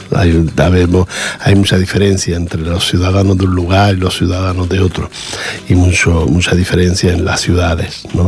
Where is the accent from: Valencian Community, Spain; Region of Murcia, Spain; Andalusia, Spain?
Andalusia, Spain; Granada; now in Catalonia, Spain; que soy de Granada